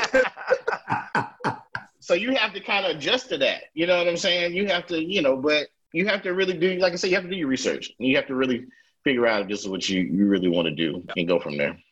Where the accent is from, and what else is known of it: Durham, North Carolina, United States; born or raised there